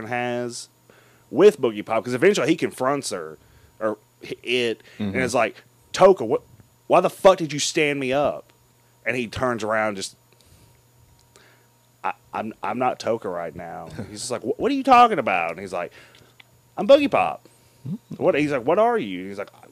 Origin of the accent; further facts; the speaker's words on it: United States; as an American